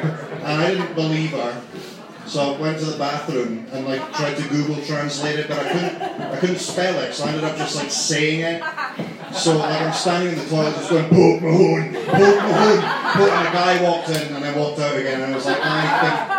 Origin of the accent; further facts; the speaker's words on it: Scotland, United Kingdom; now in Ireland; I'm from Scotland